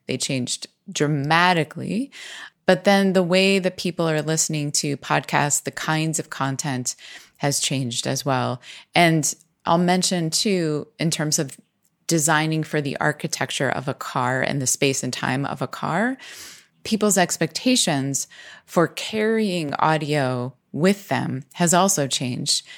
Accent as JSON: {"language": "English", "region": "Pennsylvania", "country": "United States", "tie": "born or raised there", "said": "in our area where we grew up in Pennsylvania"}